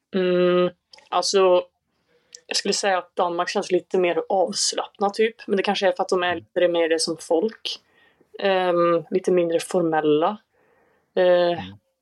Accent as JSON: {"language": "Swedish", "town": "Säffle", "region": "Värmland", "country": "Sweden", "moved": "as an adult", "lives_now": "Lund, Sweden", "said": "fyllde 23 nyligen och jag kommer från Värmland i Säffle, eller Säffle i Värmland"}